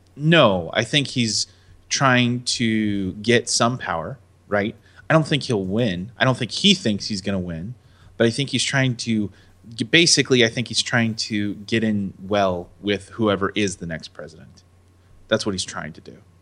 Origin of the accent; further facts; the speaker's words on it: United States; I am resident American